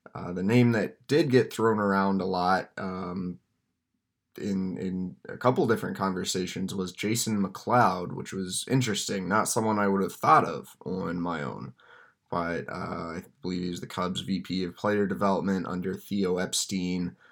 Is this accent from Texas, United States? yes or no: yes; Texas, United States; growing up in Texas, even though I was a Braves fan, obviously I followed the Rangers